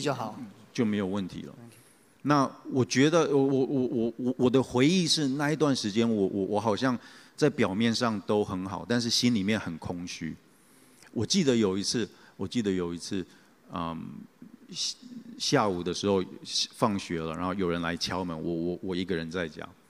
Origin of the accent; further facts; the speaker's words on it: Taichung, Taiwan; 我小时候其实是在教会长大，那， 啊，我小时候有两个原因去教会，啊，一个原因是说，那个时候我的教会是在东海大学里面的路西教堂